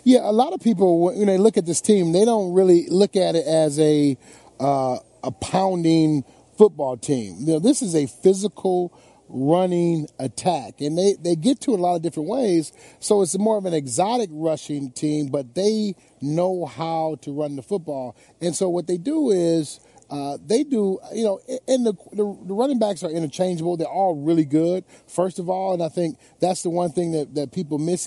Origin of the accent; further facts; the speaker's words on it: Detroit, Michigan, United States; my hometown